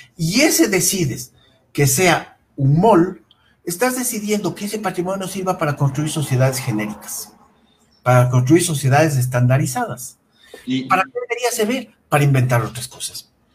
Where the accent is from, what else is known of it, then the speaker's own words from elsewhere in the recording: Quito, Pichincha, Ecuador; el patrimonio industrial de nuestra ciudad es escaso